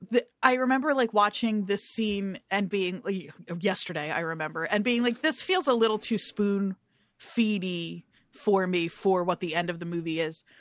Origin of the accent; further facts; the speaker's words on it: New Jersey, United States; growing up in New Jersey